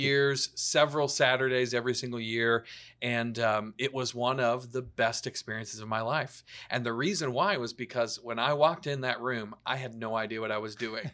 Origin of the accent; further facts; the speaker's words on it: the South, United States; also born or lived in Atlanta; I grew up in the South